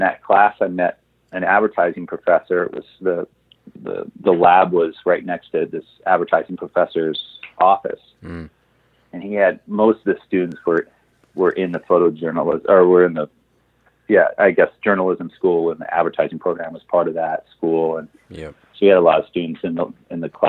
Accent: Portland, Oregon, United States; now in Los Angeles, United States; I grew up in Portland, Oregon.

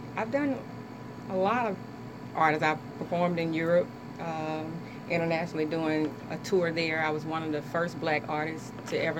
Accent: Birmingham, Alabama, United States; moved away; I'm from Birmingham, Alabama

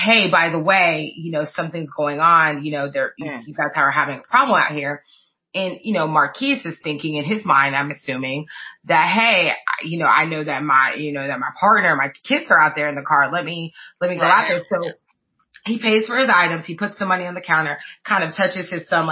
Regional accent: Clearwater, Florida, United States; also born or lived in Tampa, Florida; my hometown of Tampa area. I grew up in Clearwater, but came to Tampa.

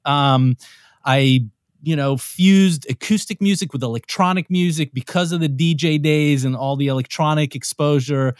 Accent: Israel; moved away as an adult; also born or lived in New York, United States; now in Los Angeles, United States; growing up in Israel, you have to do the whole military thing

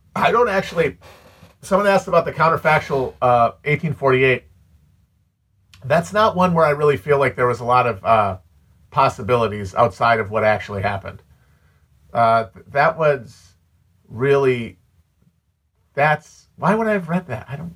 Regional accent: United States; I'm an American.

